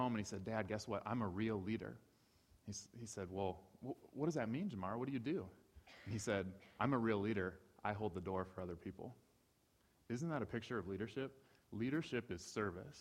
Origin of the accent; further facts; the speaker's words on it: Ohio, United States; moved away; I grew up in Ohio.